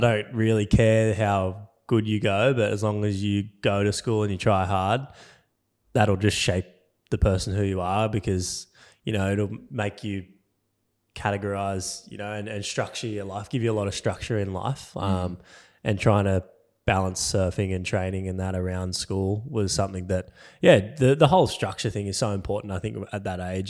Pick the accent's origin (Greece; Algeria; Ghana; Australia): Australia; Cronulla, New South Wales; I grew up in Cronulla, which is like yeah, thirty minutes south of Sydney City